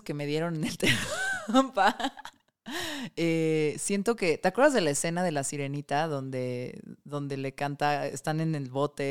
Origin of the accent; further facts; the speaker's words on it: Mexico City, Mexico; Soy de Tlalpan